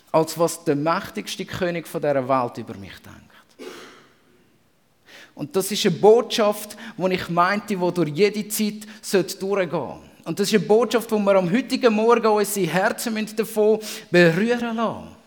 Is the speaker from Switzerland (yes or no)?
yes; Switzerland; Und als Schweizer ähm, kennt man das ganz berühmte und verfluchte «mer».